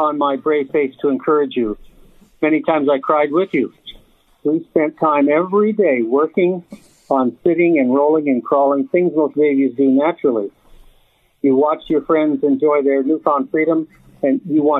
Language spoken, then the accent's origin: English; Graham, Alabama, United States; also born or lived in Chattanooga, Tennessee; I was born in Chattanooga, Tennessee. However, I was able to spend about 6 months in Graham, Alabama, with my grandmother, uncle, and aunt. I was 6 years old when I left Chattanooga, Tennessee, to go live with my grandmother, uncle, and aunt